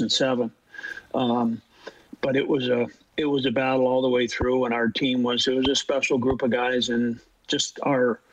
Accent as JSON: {"language": "English", "country": "Canada", "said": "being Canadian"}